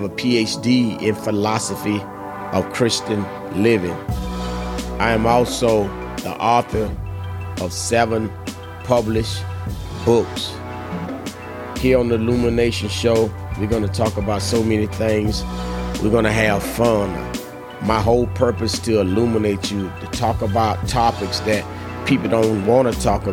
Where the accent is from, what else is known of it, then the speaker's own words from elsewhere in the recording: Ocala, Florida, United States; I was born and raised in Ocala, Florida